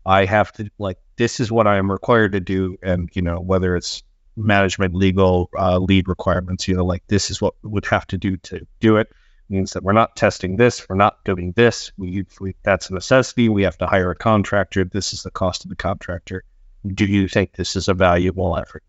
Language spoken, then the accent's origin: English; United States; moved away as an adult; now in Sweden; I am a game designer here in Sweden. Uh, I am an American expat